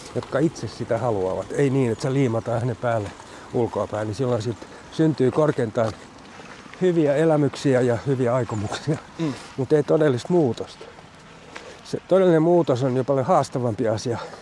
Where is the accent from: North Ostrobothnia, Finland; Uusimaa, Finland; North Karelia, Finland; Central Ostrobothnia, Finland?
Uusimaa, Finland; Loviisa; also born or lived in Sipoo; now in Porvoo, Finland; Mä oon kotoisin Lovisesta alun perin